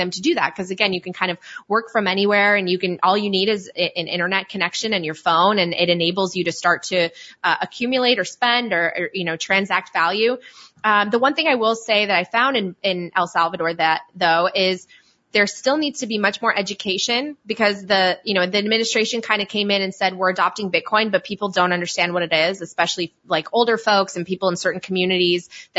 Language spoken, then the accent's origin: English; Poland; moved away; also born or lived in Italy; I'm from Poland and I also lived in Italy.